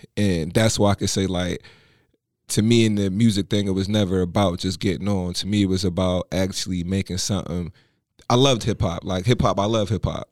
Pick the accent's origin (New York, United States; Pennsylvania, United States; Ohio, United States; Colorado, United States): Pennsylvania, United States; Philadelphia; growing up in Philly